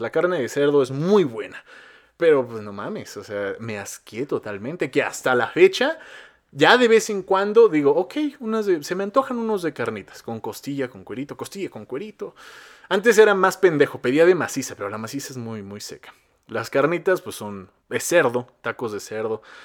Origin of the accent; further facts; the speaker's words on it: Mexico; Cómo me encanta ser mexicano, qué sabroso es ser mexicano